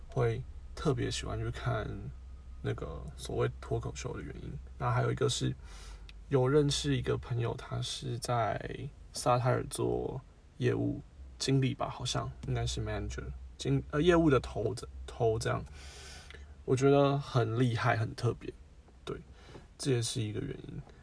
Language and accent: Chinese; Taiwan; 我们台湾人